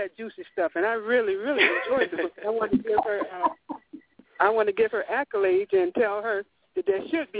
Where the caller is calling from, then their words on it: Florida, United States; By the way, I'm calling from Florida.